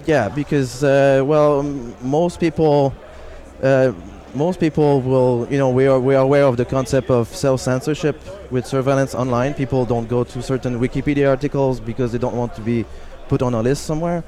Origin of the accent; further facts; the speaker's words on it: Canada; I'm from Canada.